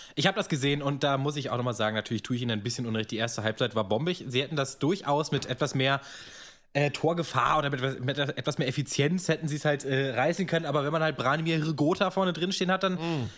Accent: Braunschweig, Lower Saxony, Germany; ich komme ja aus Dibbelsdorf, liegt ja zwischen Braunschweig und Wolfsburg

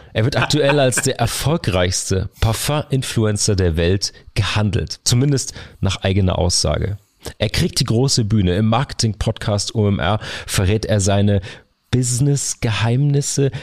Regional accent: Karlsruhe, Baden-Württemberg, Germany; meiner Heimatstadt Karlsruhe

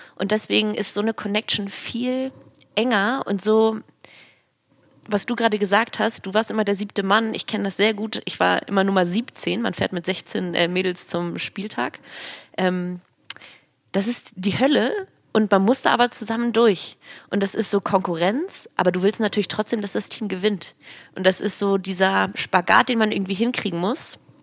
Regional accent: Hamburg, Germany; Ich bin gebürtige Hamburgerin

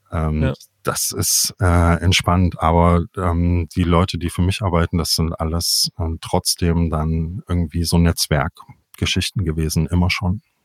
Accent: Jena, Thuringia, Germany; moved away as an adult; now in Leipzig, Germany; Ich bin in, in Jena aufgewachsen, zur Schule gegangen, habe dort Abi gemacht und bin dann weg

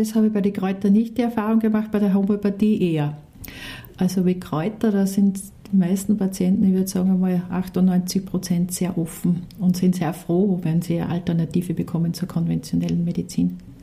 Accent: Austria; bei uns in Österreich

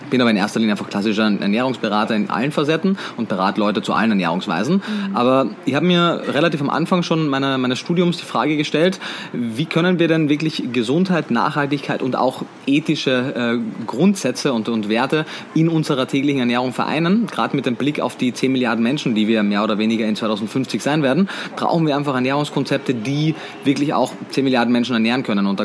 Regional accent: Austria; now in Berlin, Germany; wie man wahrscheinlich ab dem ersten Moment hört, bin ich Österreicher, bin geboren, aufgewachsen in Österreich, ähm, habe meinen Lebensmittelpunkt mittlerweile aber in Berlin in Deutschland

